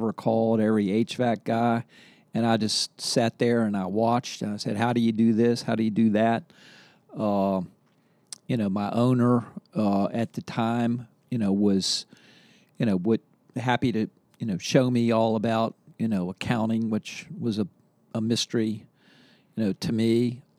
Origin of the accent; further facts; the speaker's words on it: Charleston, West Virginia, United States; now in Charlottesville, United States; I'm from Charleston, West Virginia.